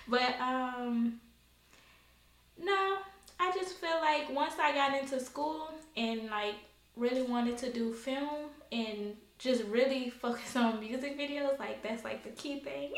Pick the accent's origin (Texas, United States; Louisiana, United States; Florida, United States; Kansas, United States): Louisiana, United States; New Orleans; I'm from New Orleans